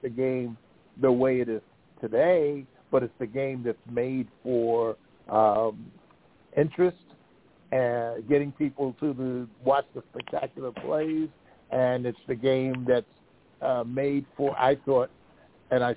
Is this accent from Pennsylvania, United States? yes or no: yes; Philadelphia, Pennsylvania, United States; I grew up in Philadelphia